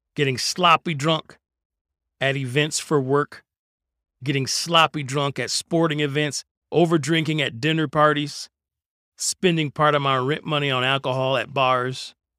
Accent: Detroit, Michigan, United States; I grew up in Detroit, and growing up in Detroit in the nineteen eighties, it was a lawless place.

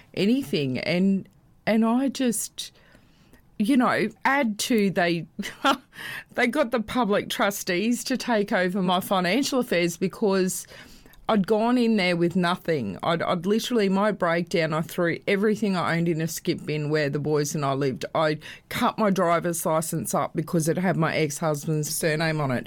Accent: Brisbane, Queensland, Australia; I actually was born and bred in Brisbane

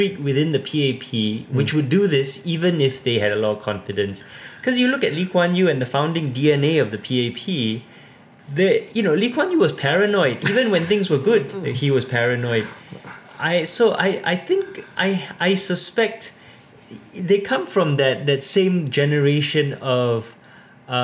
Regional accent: Singapore; now in Oxford, United Kingdom; I'm Singaporean and I'm only here because of the pandemic. Normally I live in Oxford

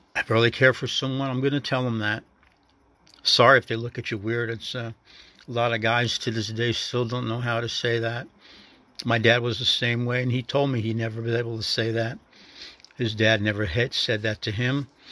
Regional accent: the North, United States; moved away; a northerner in a southern state

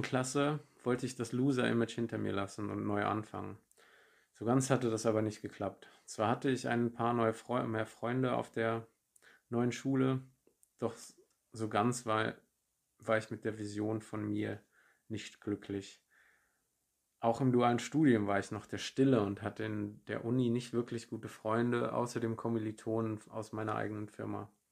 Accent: Germany; moved away as an adult; also born or lived in Munich; von München in meine Heimat in der Nähe von Frankfurt

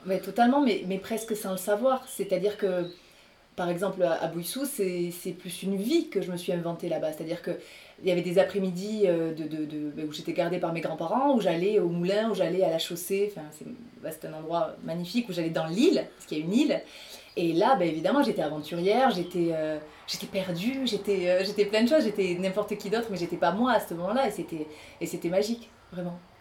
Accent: Rodez, Occitania, France; moved away as an adult; also born or lived in Paris; je suis originaire de l'Aveyron, je suis née à Rodez et euh, j'ai fait toute ma scolarité ici

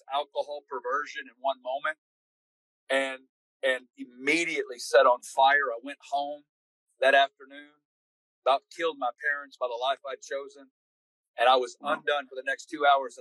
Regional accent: Northwest Arkansas, United States; I grew up. I'm from Northwest Arkansas.

